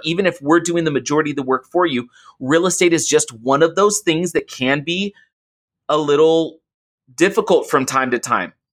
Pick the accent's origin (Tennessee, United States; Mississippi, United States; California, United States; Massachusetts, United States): California, United States; Oakland; So I grew up in Oakland, I grew up in the Bay Area